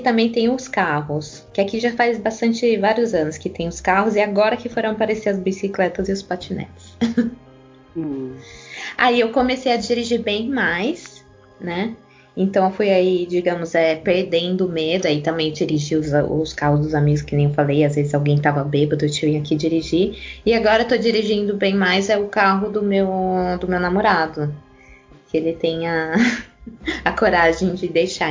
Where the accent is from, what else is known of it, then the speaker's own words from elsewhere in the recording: Brazil; moved away as an adult; now in Italy; já faz mais de dez anos que eu moro aqui, até hoje quando eu falo que eu sou brasileira